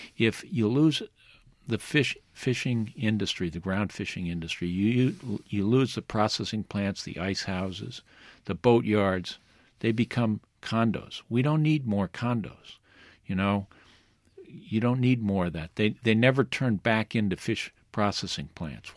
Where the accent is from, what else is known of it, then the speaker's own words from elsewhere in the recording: New Bedford, Massachusetts, United States; I come from New Bedford. It's a fishing port.